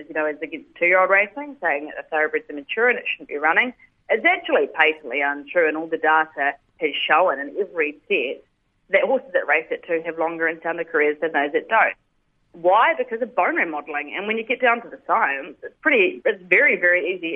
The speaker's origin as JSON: {"language": "English", "country": "New Zealand", "moved": "yes", "lives_now": "Sydney, Australia", "said": "I'm originally a Kiwi"}